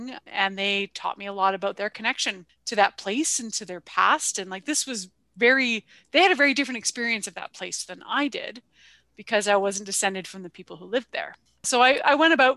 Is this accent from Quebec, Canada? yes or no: no; Vancouver, British Columbia, Canada; moved away as an adult; also born or lived in Victoria, British Columbia; now in Alberta, Canada; I actually grew up in BC, and I was born in Victoria and raised in Vancouver.